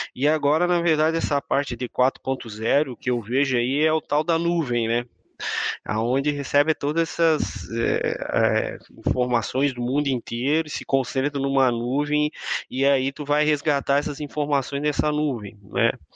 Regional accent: Imbituba, Santa Catarina, Brazil; also born or lived in São Mateus do Sul / São Francisco do Sul; now in Florianópolis, Brazil; eu sou natural de Imbituba, aqui perto de Florianópolis

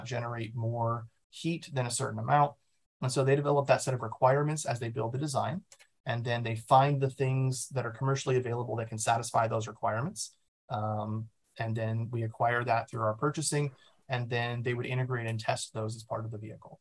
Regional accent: Omaha, Nebraska, United States; I was born in Omaha, Nebraska. I went to Millard South High School, which is sort of in the suburbs there

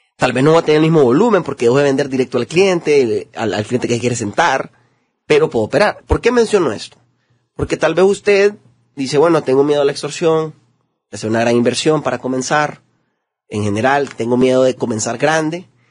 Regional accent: Honduras; los hondureños tenemos mucho potencial

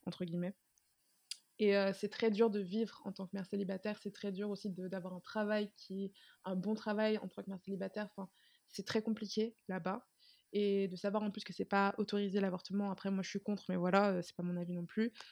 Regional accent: Martinique; now in France; je viens de Martinique. Là-bas, c'est très fermé, culturellement parlant

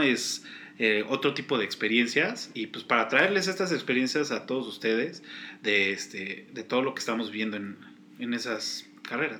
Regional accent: Mexico; soy orgullosamente mexicano

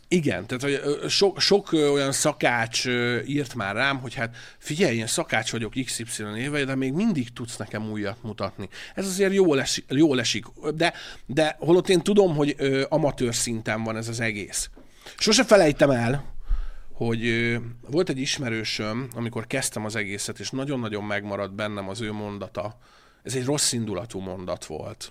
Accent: Hungary; moved away as an adult; also born or lived in Budapest; vidéki srác vagyok

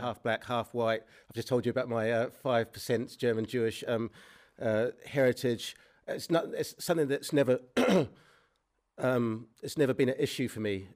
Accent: New Zealand; moved away; I grew up in, um, New Zealand

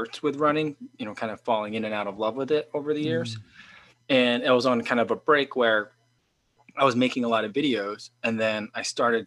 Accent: Illinois, United States; also born or lived in Chicago; my home state, Illinois

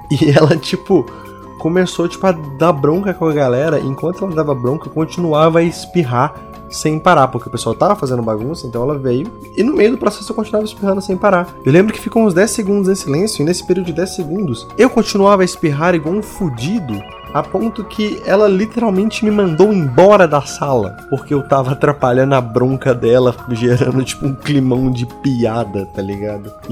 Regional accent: Belo Horizonte, Minas Gerais, Brazil; era um cursinho de preparatório para Cefet e Coltec, que lá de Belo Horizonte, que é minha cidade natal, é o cursos técnicos, né?

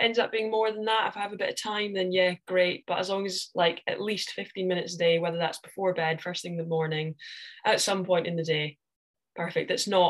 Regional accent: Scotland, United Kingdom; we're Scottish.

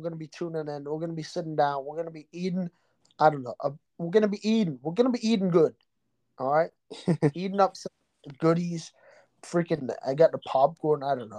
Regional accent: Texas, United States; I grew up in Texas.

